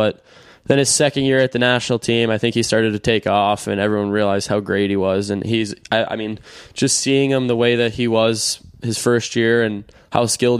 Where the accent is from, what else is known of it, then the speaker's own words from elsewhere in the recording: Boston, Massachusetts, United States; For me, it was all about coming home, and I grew up in Boston